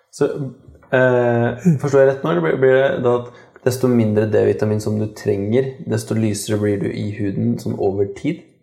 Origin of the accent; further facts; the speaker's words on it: Kongsberg, Buskerud, Norway; jeg kommer fra Kongsberg sjøl